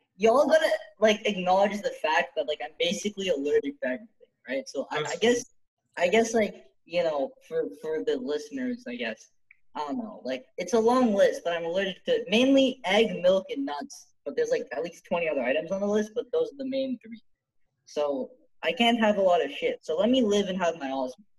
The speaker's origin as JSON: {"language": "English", "country": "Canada", "tie": "born or raised there", "said": "I was born in Canada, but like, I, my, my parents are basically from Ceylon"}